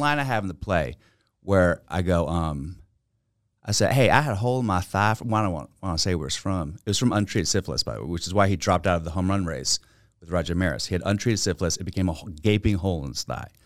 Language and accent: English; Virginia, United States; accent: Texas; moved away as an adult; also born or lived in Manhattan, New York; I grew up in Virginia.